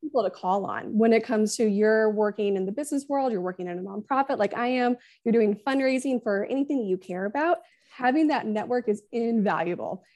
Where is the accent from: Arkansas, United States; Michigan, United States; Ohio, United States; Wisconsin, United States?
Arkansas, United States; Northwest; moved away as an adult; I'm from out of state. I'm from Northwest Arkansas